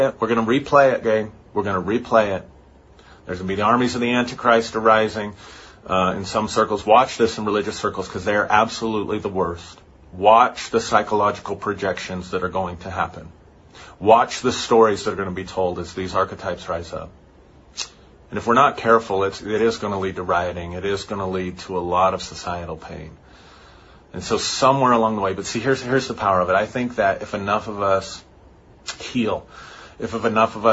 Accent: United States; I'm as white and as American and as Protestant in my family and upbringing as you can be

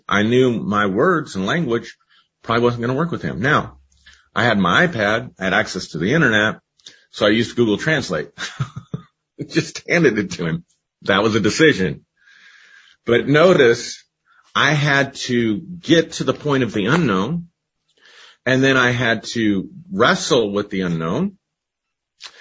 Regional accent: United States; growing up in the United States

